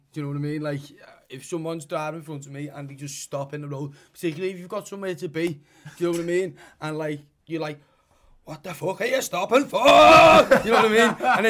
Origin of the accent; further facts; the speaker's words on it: Liverpool, North West England, United Kingdom; accent: Scouse; we're not English, we're Scouts.